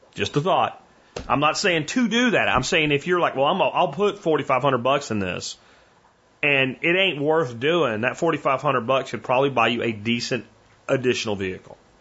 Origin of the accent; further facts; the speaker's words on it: Northeast, United States; moved away; also born or lived in Pennsylvania; growing up in the Northeast